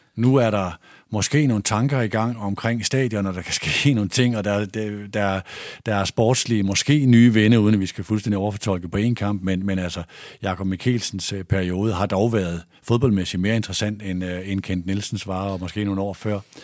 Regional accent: Aalborg, North Denmark Region, Denmark; moved away as an adult; also born or lived in Odense; jeg er vokset op i Aalborg

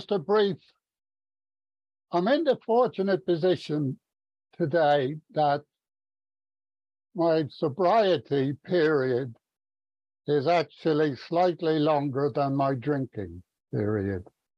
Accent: Ireland; now in Stevenage, United Kingdom; I was brought up in Ireland. Irish Catholic.

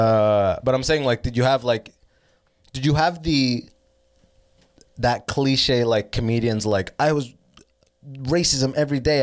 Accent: London, Ontario, Canada; also born or lived in Sudan / United States; now in Toronto, Canada; I came to Canada when I was six, started first grade here

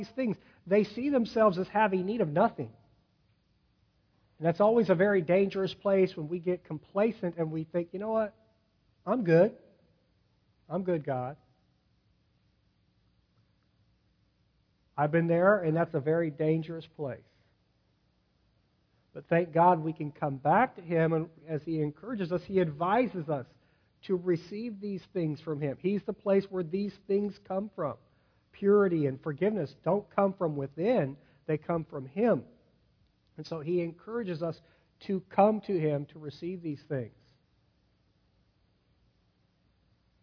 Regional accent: Sacramento, California, United States; I'm from Sacramento, California, right near where the gold rush happened.

